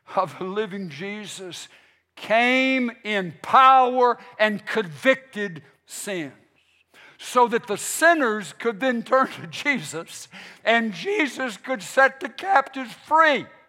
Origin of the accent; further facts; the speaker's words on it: United States; We are here as American Christians